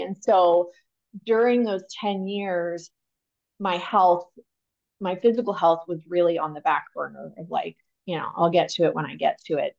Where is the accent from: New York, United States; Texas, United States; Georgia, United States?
Texas, United States; also born or lived in Pennsylvania; I grew up in Texas. Texas is home. I landed here by first grade.